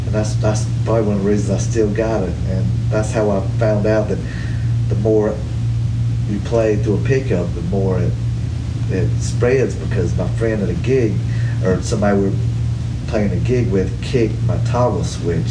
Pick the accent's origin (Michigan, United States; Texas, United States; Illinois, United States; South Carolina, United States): South Carolina, United States; Hartsville; I grew up in Hartsville, South Carolina